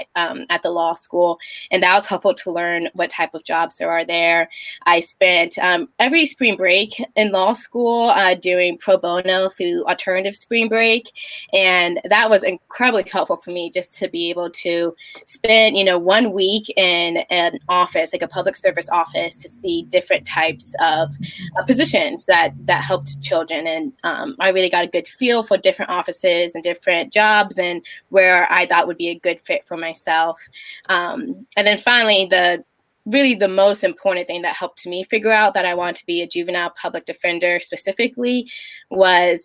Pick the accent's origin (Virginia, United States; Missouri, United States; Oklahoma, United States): Virginia, United States; Northern; also born or lived in Maryland; I was born in Maryland, but I've lived pretty much in Virginia, Northern Virginia, most of my life